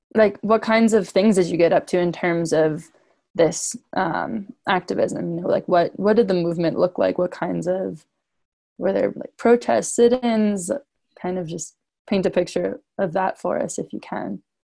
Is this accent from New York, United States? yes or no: yes; Pleasantville, New York, United States; I'm from Pleasantville, New York, and I'm a junior at Colorado College